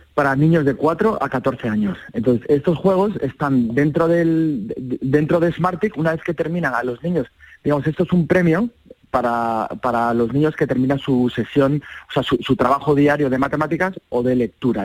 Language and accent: Spanish; Seville, Andalusia, Spain; un sevillano, que soy yo